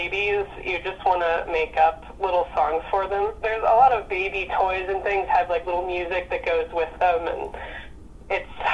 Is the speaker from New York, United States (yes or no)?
yes; Rhinebeck, New York, United States; moved away as an adult; also born or lived in Boston; now in Portland, United States; I grew up right in Rhinebeck